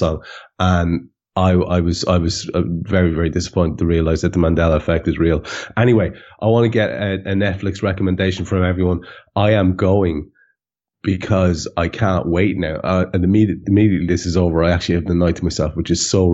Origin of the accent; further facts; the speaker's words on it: Ireland; being an Irish country boy from a classless society with a little bit of a Republican sort of a scent in the air all my youth